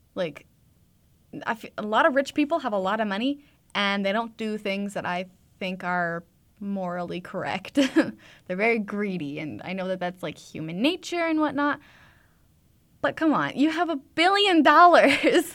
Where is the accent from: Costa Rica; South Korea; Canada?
Canada; Edmonton, Alberta; I'm from Edmonton area